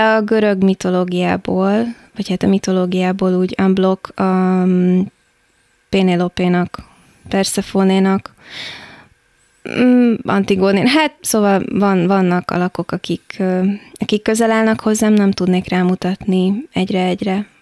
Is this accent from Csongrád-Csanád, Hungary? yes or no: no; Táplánszentkereszt, Vas, Hungary; now in Budapest, Hungary; Én Szombathely mellett nőttem fel Tápláncszent kereszten